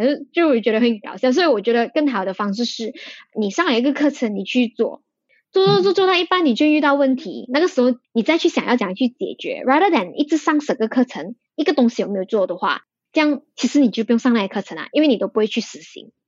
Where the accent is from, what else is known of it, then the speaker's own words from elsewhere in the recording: Malaysia; 我们是马来西亚人